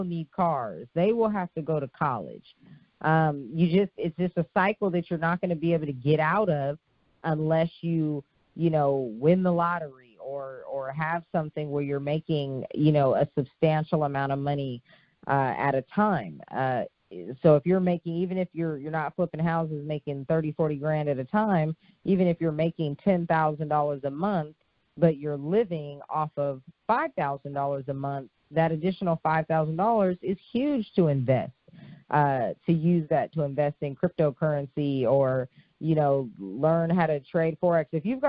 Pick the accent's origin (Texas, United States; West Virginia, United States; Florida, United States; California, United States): California, United States; Oakland; I'm from Oakland, so I'd want to listen to KMEL, which was the radio station that played rap music.